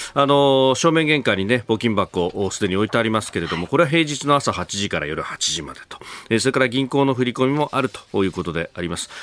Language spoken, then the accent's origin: Japanese; Yokosuka, Kanagawa, Japan; 私は横須賀の出身